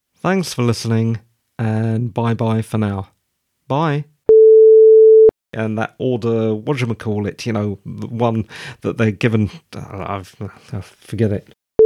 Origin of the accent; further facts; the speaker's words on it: United Kingdom; Being a Brit